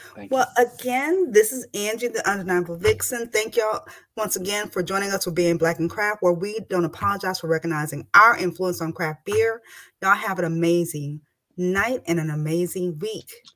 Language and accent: English; Texas, United States; I'm from Texas